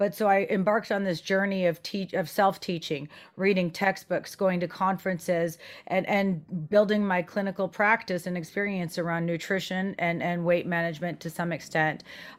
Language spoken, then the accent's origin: English; France; And growing up in France, I did develop an understanding and passion for, you know, healthier foods, minimally processed.